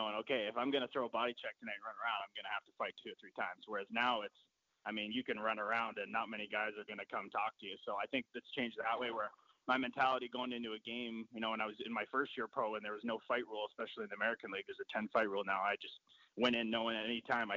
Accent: Toronto, Ontario, Canada; I played in Toronto, my hometown

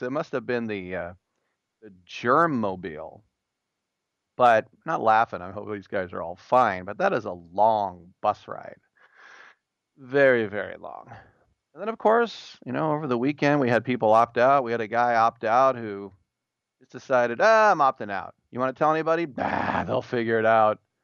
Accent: California, United States; my home state

